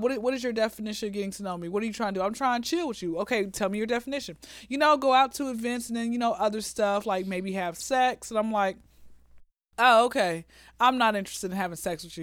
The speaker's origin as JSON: {"language": "English", "town": "Atlanta", "region": "Georgia", "country": "United States", "tie": "born or raised there", "said": "born and raised in Atlanta"}